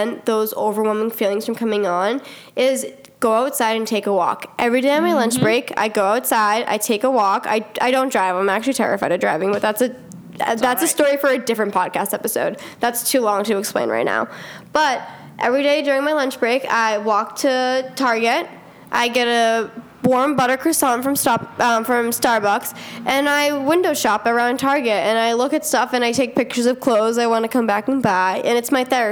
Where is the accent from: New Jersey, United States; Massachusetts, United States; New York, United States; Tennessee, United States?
Massachusetts, United States; Stoneham; I'm also a substitute teacher in my hometown, which is quite wild because I'm 18 and I literally just left the halls of Stoneham High